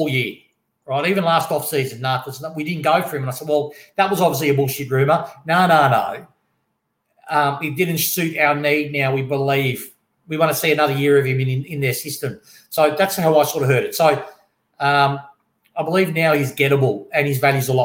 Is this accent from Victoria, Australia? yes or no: yes; Melbourne, Victoria, Australia